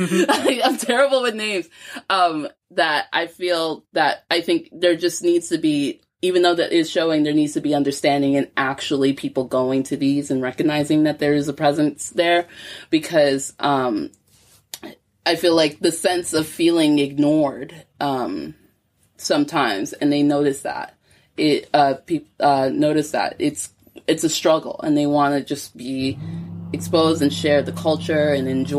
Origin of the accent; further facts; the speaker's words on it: New York, United States; moved away as an adult; now in Glasgow, United Kingdom; I grew up in New York